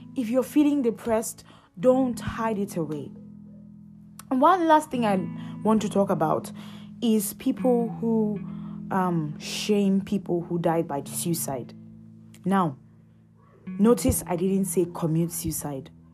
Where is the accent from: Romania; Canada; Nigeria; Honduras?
Nigeria; I'm Nigerian.